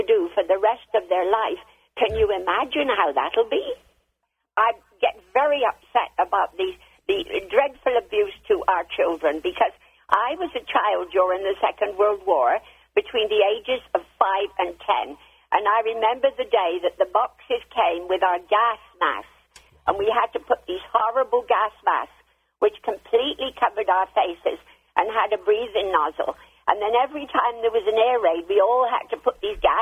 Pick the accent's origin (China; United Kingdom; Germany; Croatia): United Kingdom; England; now in United States; I'm from England